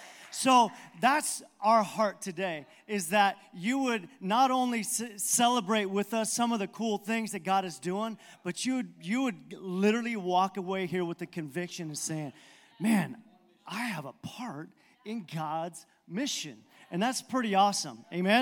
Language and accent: English; Baja California, Mexico; I told you that I grew up in Mexico, missionary kid, and my parents, actually, my grandparents went down to Baja, Mexico, then my parents in the 50s.